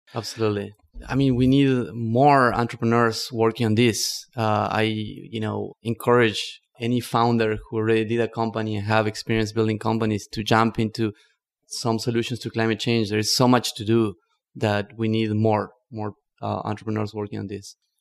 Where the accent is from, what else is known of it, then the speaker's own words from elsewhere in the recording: northern Argentina, Argentina; English is a second language; moved away as an adult; also born or lived in Barcelona, Spain / New York City, United States; now in United States; I grew up in Argentina, in the north, in the Yungas, which is a union between the rainforest and the Andes.